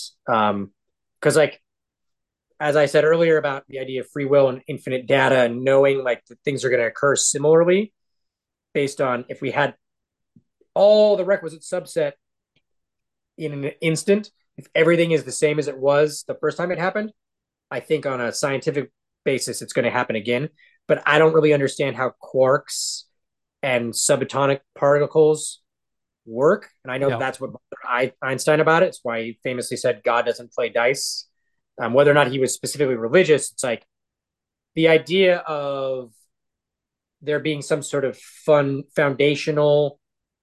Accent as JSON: {"language": "English", "town": "Seattle", "region": "Washington", "country": "United States", "tie": "born or raised there", "said": "I grew up in Seattle, and that was sort of my church."}